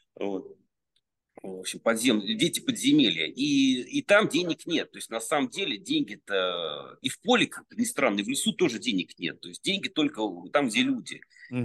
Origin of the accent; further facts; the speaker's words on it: Serdobsk, Penza Oblast, Russia; now in Moscow, Russia; я родился в Сердобске